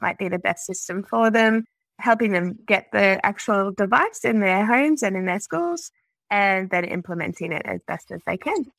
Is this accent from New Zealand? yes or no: no; Australia; I'm a Australian speech pathologist